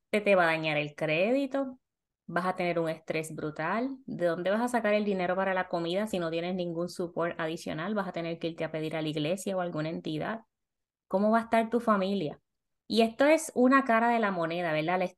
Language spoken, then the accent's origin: Spanish; Puerto Rico; moved away as an adult; now in Miami, United States; yo salí de Puerto Rico con 28 mil dólares, llegué a la posición de Miami de supervisora con 40 mil